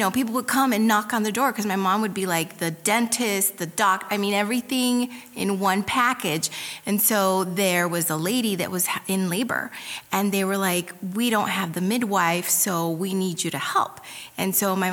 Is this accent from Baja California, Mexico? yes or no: no; Puebla, Mexico; moved away; I'm from Puebla, Mexico, and my mom was from Indiana